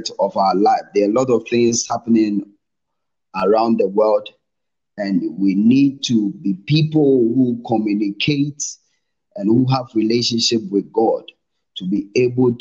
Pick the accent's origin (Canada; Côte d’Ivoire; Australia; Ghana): Ghana; moved away as an adult; now in Namibia; I'm a Ghanaian, but currently I'm in Namibia